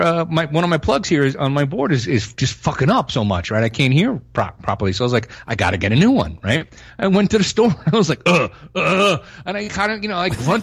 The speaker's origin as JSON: {"language": "English", "region": "New York", "country": "United States", "moved": "yes", "said": "I'm from New York"}